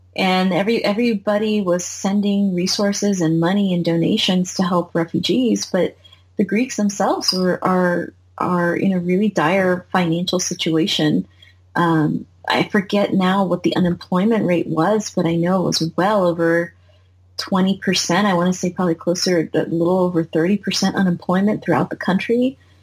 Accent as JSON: {"language": "English", "country": "United States", "tie": "born or raised there", "said": "I'm 100 American, 100% American, like born and raised"}